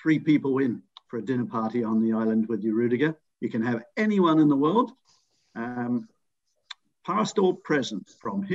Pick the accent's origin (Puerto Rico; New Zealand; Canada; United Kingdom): New Zealand; my home country